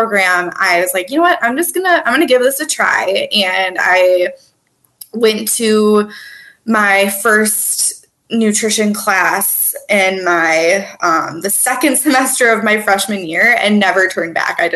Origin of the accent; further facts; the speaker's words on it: Twin Cities, Minnesota, United States; also born or lived in Milwaukee, Wisconsin; I'm originally from the Twin Cities in Minnesota